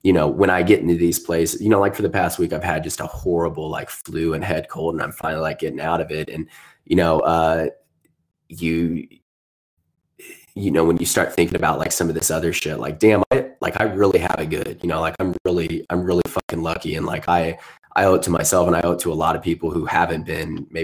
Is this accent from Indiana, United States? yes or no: yes; Southern Indiana, United States; I was growing up in Southern Indiana